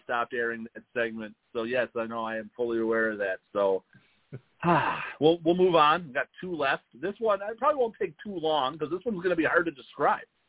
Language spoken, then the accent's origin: English; Chicago, Illinois, United States; we're from Chicago